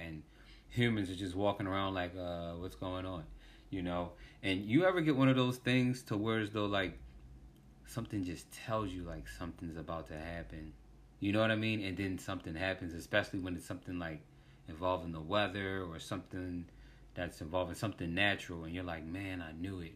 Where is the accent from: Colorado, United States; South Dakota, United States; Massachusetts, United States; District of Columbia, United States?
District of Columbia, United States; Washington; I was born in, um, D C, Washington, D C.